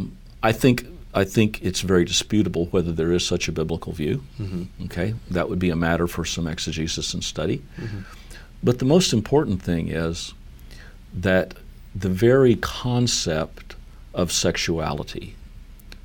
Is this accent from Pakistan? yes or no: no; United States; we as American Methodists